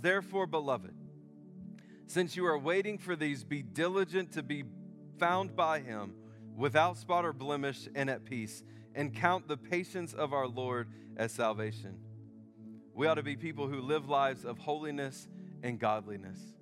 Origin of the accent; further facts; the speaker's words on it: United States; I'm an American